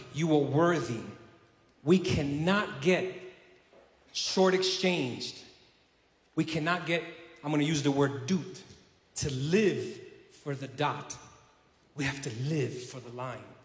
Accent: New York City, New York, United States; also born or lived in South Carolina; now in Puerto Rico; I was originally from, uh, born and raised in Brooklyn, New York City

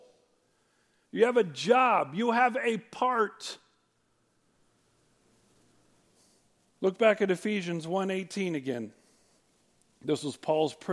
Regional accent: United States; We do so much division as American Christians.

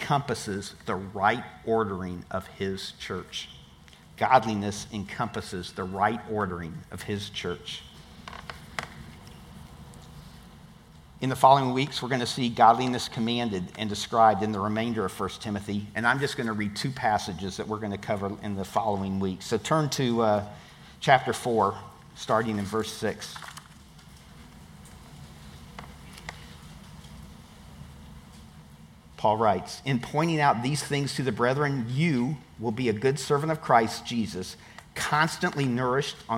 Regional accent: Tampa, Florida, United States; I'm from Tampa

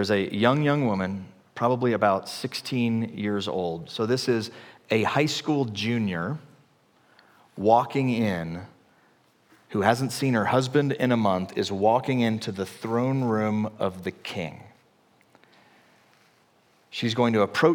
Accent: the Bible Belt, the South, United States; I grew up in the Bible Belt in the, like, 80s

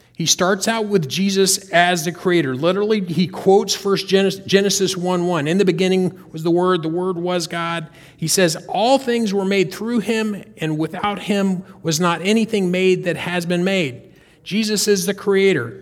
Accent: North Carolina, United States; We're from North Carolina. I grew up in North Carolina

